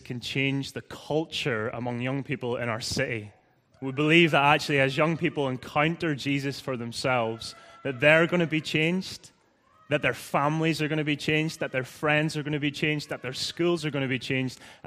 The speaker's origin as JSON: {"language": "English", "region": "Northern Ireland", "country": "United Kingdom", "also_born_or_lived": "Leith, Edinburgh, Scotland", "accent": "Irish", "moved": "as an adult", "lives_now": "Edinburgh, United Kingdom", "said": "I'm originally from Northern Ireland, as you may have guessed by now, like a few others. I came over just under 8 years ago. Sorry, I need to enunciate with my Irish accent."}